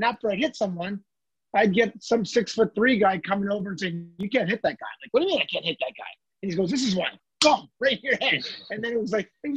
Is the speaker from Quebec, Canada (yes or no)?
yes; Montreal, Quebec, Canada; growing up in Montreal